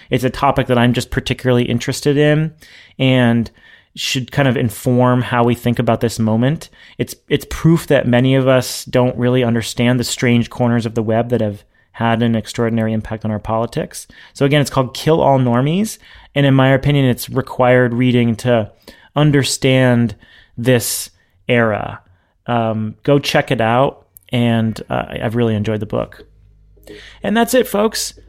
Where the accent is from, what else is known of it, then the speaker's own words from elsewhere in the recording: New Hampshire, United States; now in Massachusetts, United States; I'm from New Hampshire